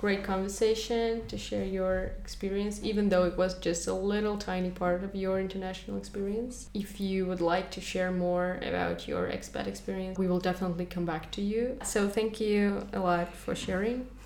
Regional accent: Kazakhstan; moved away; as soon as I go to my homeland, everybody asks me what ethnicity am

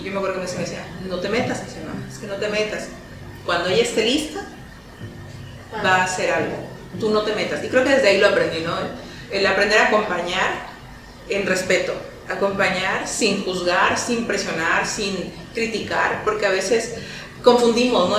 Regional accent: Mexico; nuestra cultura como mexicanos

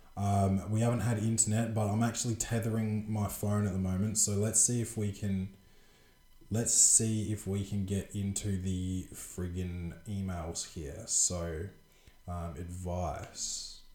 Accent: Adelaide, South Australia, Australia; the Adelaide Crows because that's my uh, favourite team, my hometown team

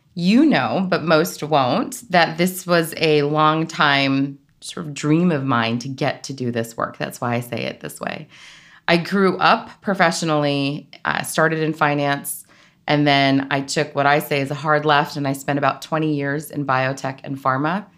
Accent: South Florida, United States; moved away as an adult; also born or lived in Northeast United States; I grew up in South Florida

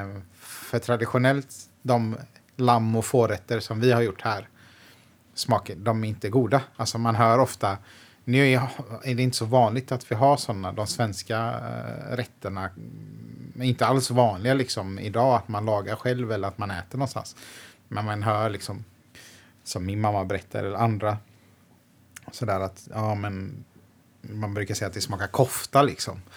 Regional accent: Gothenburg, Västra Götaland, Sweden; Jag är född i Biskopsgården

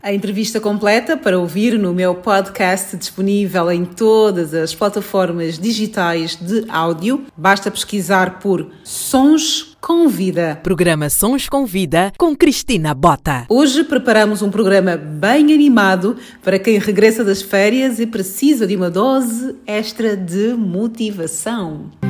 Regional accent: Luanda, Luanda Province, Angola; minha infância em Luanda

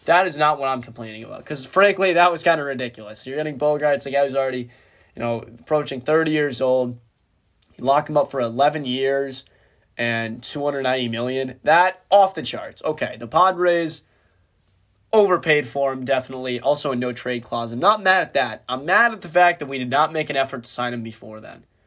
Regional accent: Boston, Massachusetts, United States; my hometown team, the Boston Red Sox

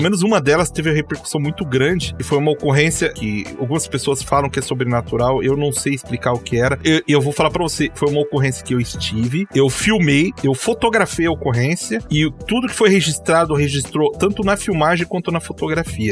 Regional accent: Curitiba, Paraná, Brazil; also born or lived in Londrina; eu sou aqui de Curitiba

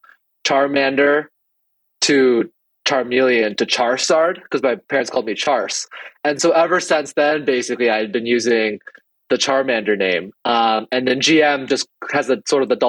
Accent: Minnesota, United States; also born or lived in Taiwan; born and raised in Minnesota

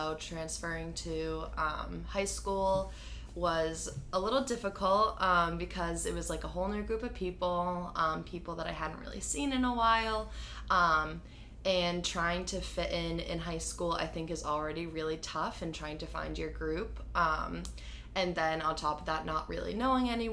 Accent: Grafton, Massachusetts, United States; I'm from Grafton, Mass.

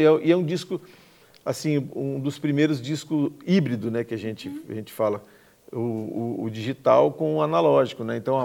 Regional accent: Campo Grande, Mato Grosso do Sul, Brazil; also born or lived in Aquidauana; Cresci em Campo Grande, mas sou aqui da Onense, de, de, de nascença. mas desde dois anos de idade estou aqui em Campo Grande, me criei aqui

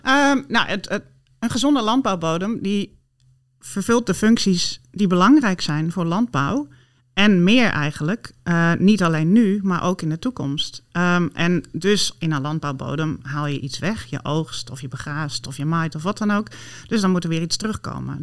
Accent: Friesland, Netherlands; ik ben opgegroeid in Friesland

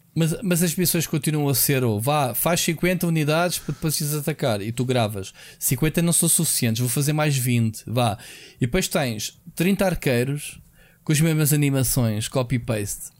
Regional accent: Portugal; como português

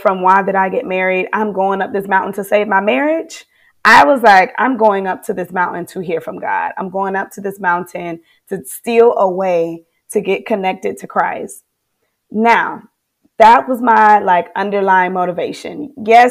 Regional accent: Florida, United States; moved away as an adult; now in Charlotte, United States; I'm from Florida, baby.

